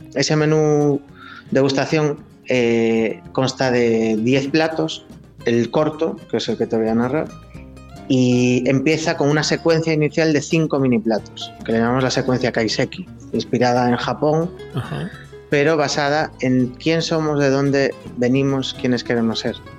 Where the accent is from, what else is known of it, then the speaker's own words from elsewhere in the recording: Ferrol, Galicia, Spain; also born or lived in London / Canary Islands / France; nací en Londres eh, hace 37 años y me vine para Ferrol muy, muy chiquito porque falleció mi padre, entonces mi madre se, se vuelve con nosotros aquí para, para vivir con, con, mis abuelos. Y nada, me crié aquí